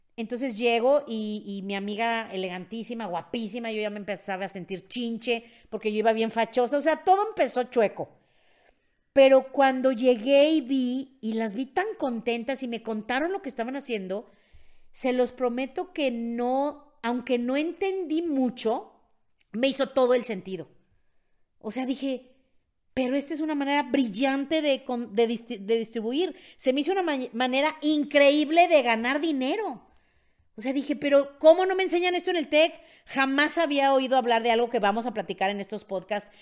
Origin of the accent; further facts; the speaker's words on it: Mexico; soy de Gutiérrez de México